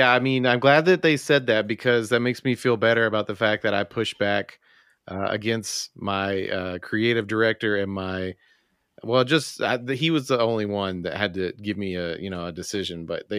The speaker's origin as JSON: {"language": "English", "town": "Memphis", "region": "Tennessee", "country": "United States", "tie": "born or raised there", "said": "growing up in Memphis"}